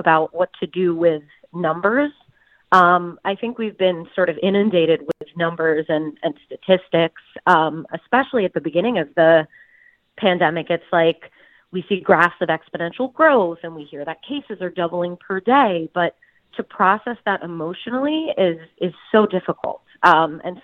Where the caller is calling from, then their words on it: Jersey City, New Jersey, United States; I'm calling in from Jersey City.